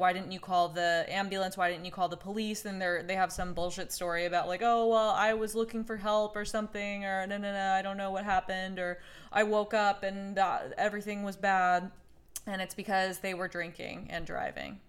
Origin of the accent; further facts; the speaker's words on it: Oklahoma, United States; I'm from Oklahoma